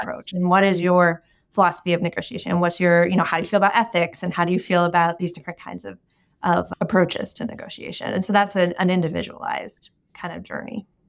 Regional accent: United States; the background that I grew up in the United States

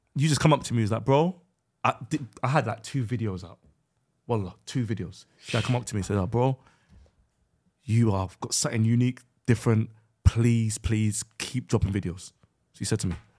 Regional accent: West Midlands, United Kingdom; I grew up in West Midlands.

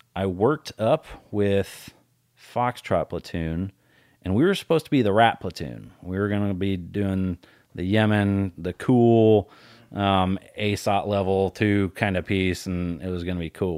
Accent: Colorado, United States; I grew up in Colorado.

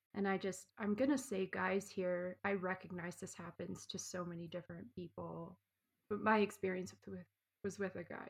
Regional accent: Canada; moved away as an adult; also born or lived in New Zealand / Australia; I grew up in Canada

